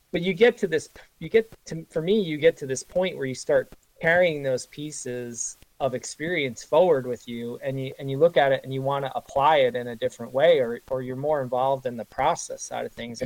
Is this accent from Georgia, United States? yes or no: no; northwest New Jersey, United States; now in New York, United States; I grew up in New Jersey, in the northwest corner of New Jersey